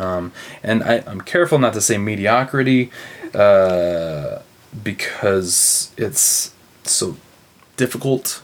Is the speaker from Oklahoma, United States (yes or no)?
yes; Broken Arrow, Oklahoma, United States; moved away; Broken Arrow, Broken Arrow, Oklahoma, outside of Tulsa.